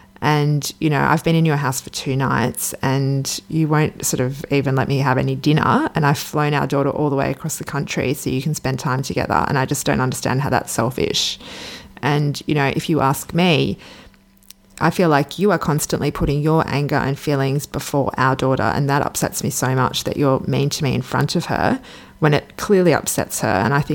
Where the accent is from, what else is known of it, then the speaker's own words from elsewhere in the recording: Sydney, New South Wales, Australia; which I'm originally from Sydney, but I was living in Perth.